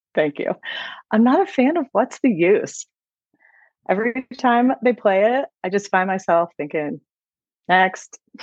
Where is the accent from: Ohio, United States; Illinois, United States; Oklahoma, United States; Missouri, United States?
Ohio, United States; I grew up in Ohio